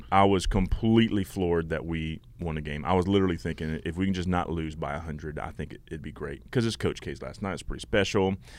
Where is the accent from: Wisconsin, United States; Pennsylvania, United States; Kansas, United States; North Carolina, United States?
North Carolina, United States; Laurinburg; born there; I was born in Laurinburg, North Carolina.